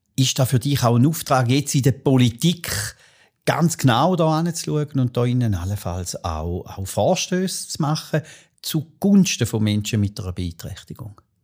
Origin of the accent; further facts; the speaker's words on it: Arbon, Thurgau, Switzerland; Wir sind miteinander in Arbon aufgewachsen